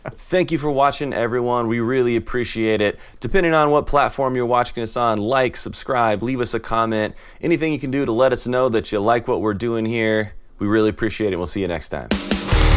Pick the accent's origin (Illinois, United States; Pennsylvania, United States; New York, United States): Illinois, United States; moved away; I'm from Illinois